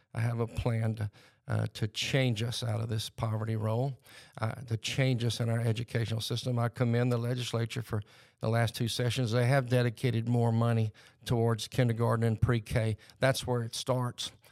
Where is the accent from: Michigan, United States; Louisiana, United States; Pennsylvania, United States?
Louisiana, United States; Lake Charles; We were raised in Calcasieu Parish, Lake Charles, Louisiana